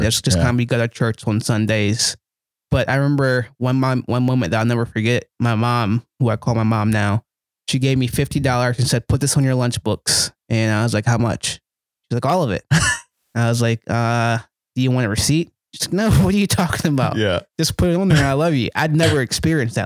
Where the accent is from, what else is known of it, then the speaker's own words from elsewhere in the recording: Gloucester, Virginia, United States; I grew up in Gloucester, Virginia, another small place